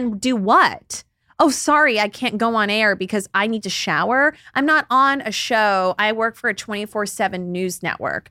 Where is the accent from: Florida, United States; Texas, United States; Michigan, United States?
Texas, United States; Dallas; I grew up in Dallas, Texas, down the street from someone who played in the N B A with Kobe